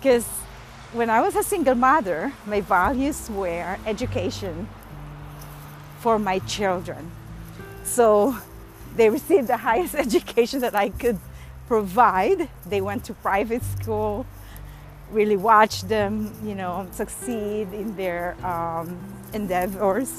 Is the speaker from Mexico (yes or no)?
no; Manila, Metro Manila, Philippines; moved away; When I grew up in Manila